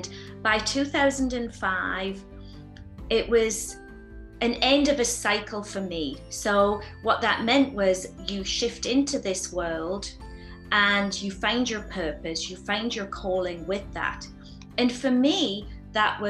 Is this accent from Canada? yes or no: no; the north of England, United Kingdom; now in Sedona, United States; growing up in England, my family was from a working class family. We lived in a small house in Northern England